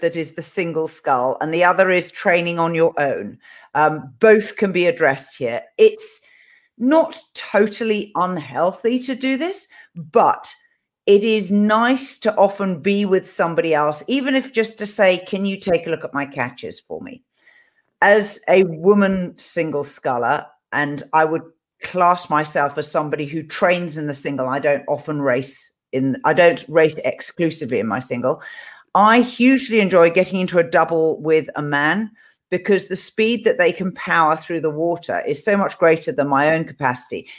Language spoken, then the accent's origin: English; England, United Kingdom; this is me being English